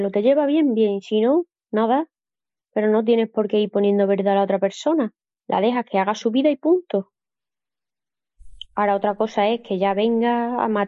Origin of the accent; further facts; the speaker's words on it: Extremadura, Spain; Soy extremeña, José Manuel.